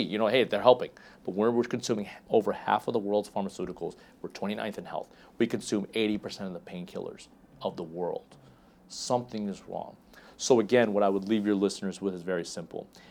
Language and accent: English; Dallas, Texas, United States; I was born in Dallas